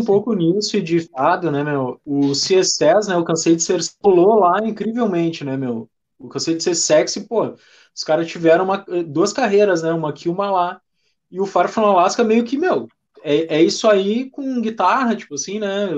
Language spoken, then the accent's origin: Portuguese; Porto Alegre, Rio Grande do Sul, Brazil; nós somos de Porto Alegre